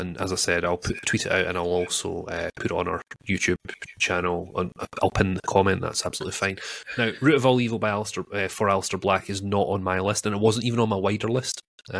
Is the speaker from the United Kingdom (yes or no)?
yes; Scotland, United Kingdom; So, I'm a Scotsman